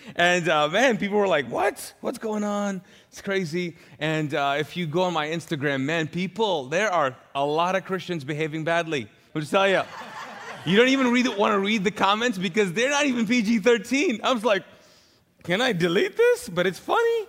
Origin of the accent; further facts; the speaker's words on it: Pakistan; also born or lived in Middle East; now in Charlotte, United States; I'm Pakistani